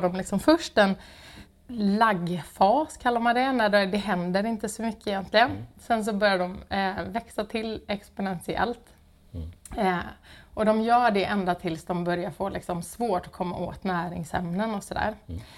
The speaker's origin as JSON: {"language": "Swedish", "town": "Gothenburg", "region": "Västra Götaland", "country": "Sweden", "moved": "yes", "said": "jag är från Göteborg Eh, har ehm, ja, inte alltid bott här men har kommit tillbaka"}